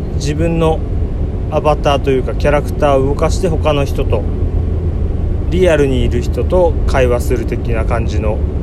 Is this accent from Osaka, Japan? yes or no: no; Ibaraki, Japan; 自分も茨城の出身というか茨城県に住んでいる